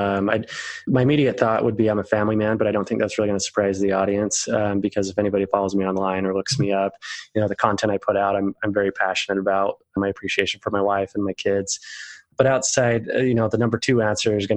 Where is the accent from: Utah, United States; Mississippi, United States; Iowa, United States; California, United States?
Utah, United States; I'm the oldest of 7 kids and I'm from Utah.